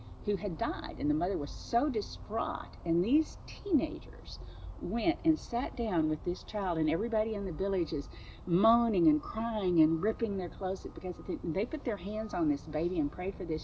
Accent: Rockport, Texas, United States; I'm from Rockport, Texas.

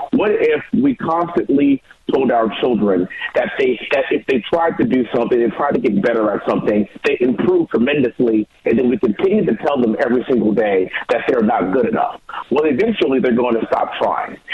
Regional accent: Houston, Texas, United States; the greater Houston area where I was born and raised here in Congressional District 38

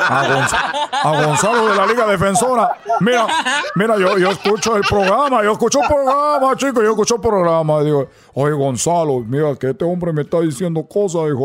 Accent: Cuba; le dije, primero, soy cubano.

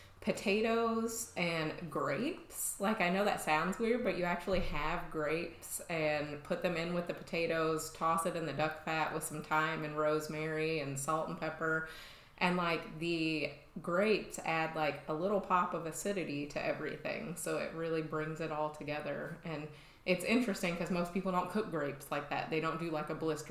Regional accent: Belknap, Illinois, United States; I'm from Southern Illinois, little tiny town. I mean, 40, 50 people.

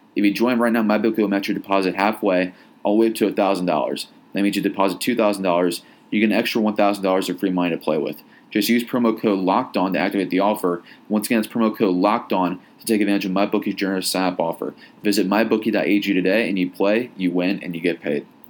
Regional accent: Indiana, United States; now in Arizona, United States; I know I'm an outsider here. I'm from Indiana

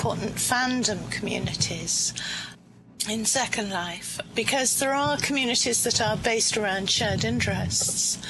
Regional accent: United Kingdom; as a Brit, having grown up with Doctor Who all my life

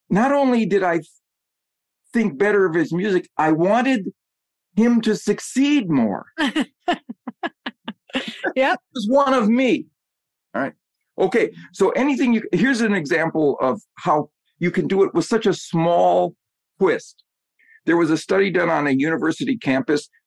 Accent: Wisconsin, United States; I grew up in Wisconsin, so my my NFL favorite team is the Green Bay Packers.

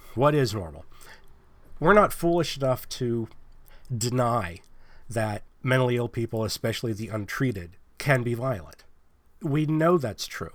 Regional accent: Pennsylvania, United States; now in California, United States; I'm not from California. I live in California. But I'm from Pennsylvania

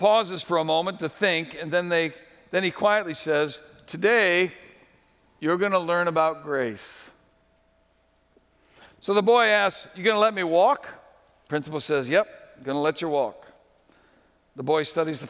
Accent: New England, United States; where I grew up in New England

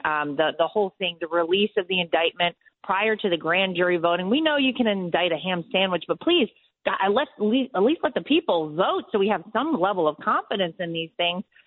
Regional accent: Wilmington, North Carolina, United States; moved away as an adult; now in New York, United States; my hometown, born and raised

